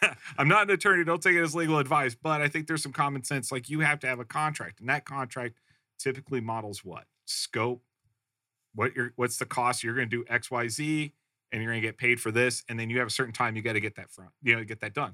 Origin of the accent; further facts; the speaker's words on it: Midwest, United States; I grew up in the Midwest